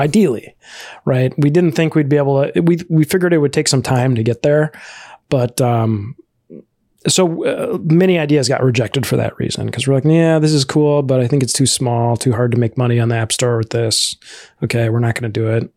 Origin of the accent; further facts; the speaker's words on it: Chicago, Illinois, United States; I'm originally from the, uh, Chicago area, uh, that's where I grew up.